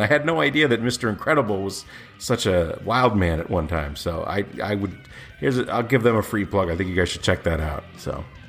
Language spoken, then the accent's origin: English; Indiana, United States; where I was born in Indiana